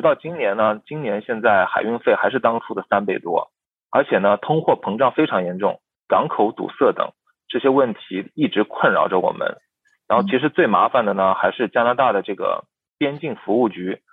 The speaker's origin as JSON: {"language": "Chinese", "country": "China", "moved": "yes", "lives_now": "Toronto, Canada", "said": "我就越从心里支持咱们中国的企业"}